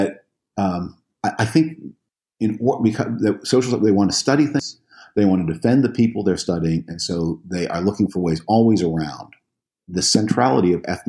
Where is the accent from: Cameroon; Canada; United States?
Canada; I'm from Canada.